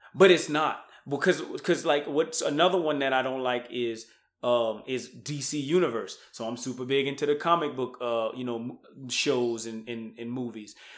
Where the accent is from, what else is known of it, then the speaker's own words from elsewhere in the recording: Louisiana, United States; moved away; I'm from Louisiana